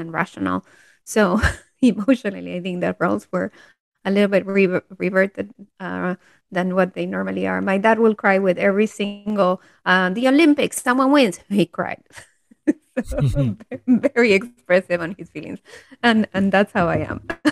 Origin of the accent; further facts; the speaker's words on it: Peru; I'm from Peru